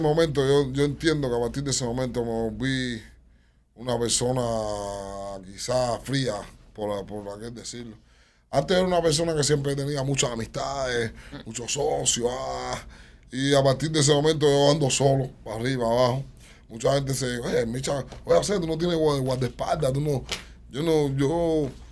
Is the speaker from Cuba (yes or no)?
yes; Reparto Eléctrico, Havana, Cuba; yo soy de reparto eléctrico